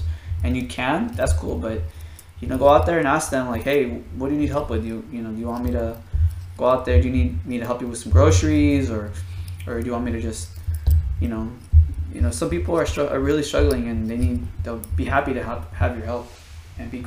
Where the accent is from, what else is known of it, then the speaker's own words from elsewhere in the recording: Bay Area, California, United States; we're two guys from the Bay Area